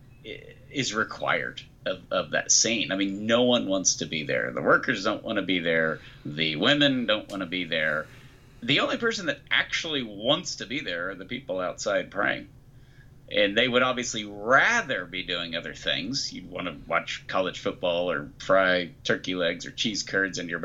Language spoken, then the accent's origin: English; Tyler, Texas, United States; as a kid, I am from Tyler, Texas, which is 98% Southern Baptist